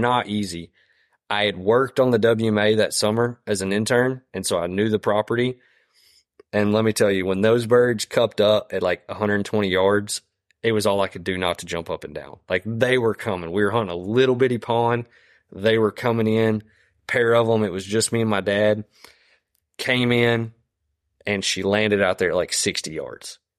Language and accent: English; Deep East Texas, United States; moved away as an adult; also born or lived in Louisiana; I grew up in Deep East Texas